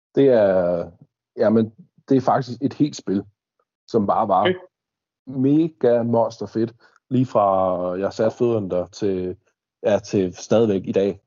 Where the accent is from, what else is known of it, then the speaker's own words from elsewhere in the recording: Denmark; både du og jeg som dansker